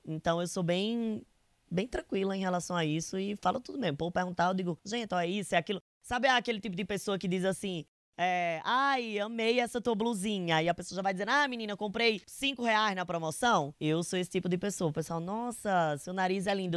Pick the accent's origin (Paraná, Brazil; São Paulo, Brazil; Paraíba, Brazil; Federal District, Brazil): Paraíba, Brazil; interior of; accent: Nordestino; é interior da Paraíba, sabe? O meu sotaque é muito forte